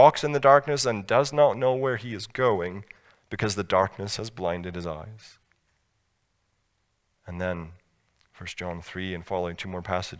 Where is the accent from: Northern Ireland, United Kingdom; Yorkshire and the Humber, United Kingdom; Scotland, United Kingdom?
Scotland, United Kingdom; I grew up in Scotland